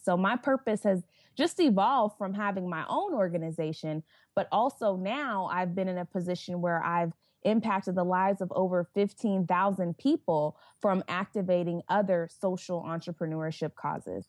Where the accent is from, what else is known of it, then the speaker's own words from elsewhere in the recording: Tulsa, Oklahoma, United States; growing up in Tulsa, predominantly white environment